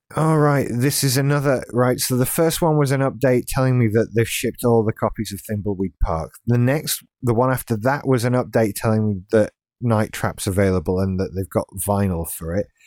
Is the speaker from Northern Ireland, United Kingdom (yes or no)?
no; Yorkshire and the Humber, United Kingdom; now in West Yorkshire, United Kingdom; I'm from South Yorkshire